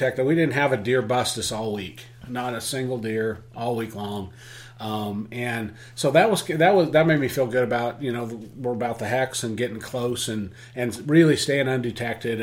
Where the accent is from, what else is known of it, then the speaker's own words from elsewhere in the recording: Oregon, United States; I'm from Oregon